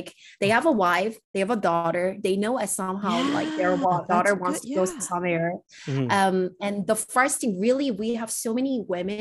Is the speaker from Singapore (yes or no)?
no; South Korea; moved away; I'm coming from South Korea